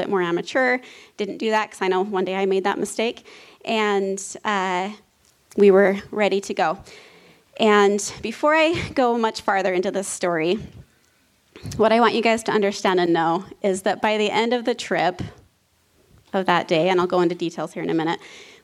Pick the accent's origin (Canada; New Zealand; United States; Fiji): United States; Preston, Idaho; now in northern Utah, United States; I grew up in Preston, Idaho